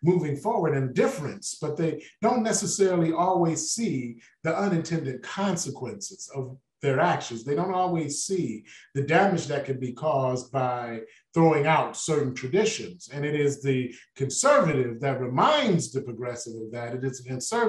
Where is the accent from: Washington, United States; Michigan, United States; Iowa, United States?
Michigan, United States; Detroit; I was born and raised in Detroit, Michigan.